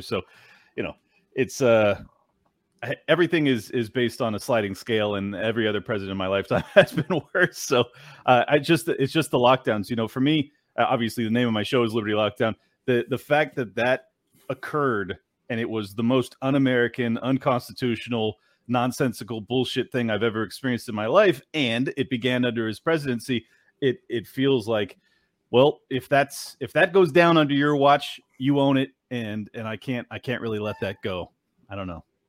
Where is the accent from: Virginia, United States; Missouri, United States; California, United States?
California, United States; San Diego; moved away as an adult; now in Florida, United States; I was born and raised in San Diego, California